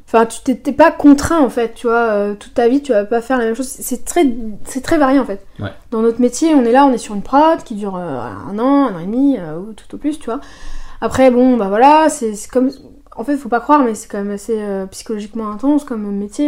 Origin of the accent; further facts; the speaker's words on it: Soissons, Hauts-de-France, France; moi je suis née à Soissons, donc c'est une ville au nord de la France, pas très loin de Paris